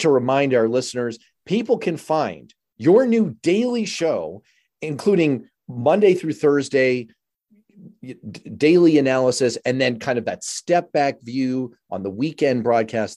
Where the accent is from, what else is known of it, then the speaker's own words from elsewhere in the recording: New York City, New York, United States; I'm from New York City